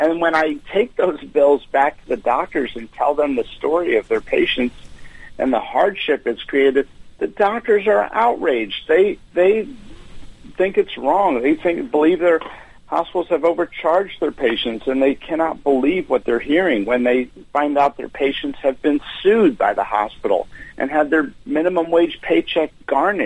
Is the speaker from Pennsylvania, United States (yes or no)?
yes; Pennsylvania, United States; this post-industrial, post-steel town in my home state of Pennsylvania